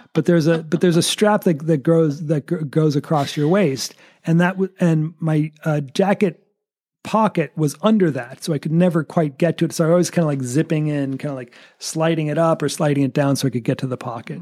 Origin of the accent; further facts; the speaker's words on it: United States; as an American